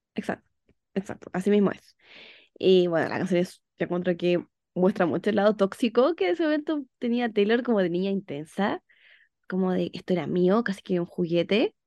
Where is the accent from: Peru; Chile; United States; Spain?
Chile; soy de Chile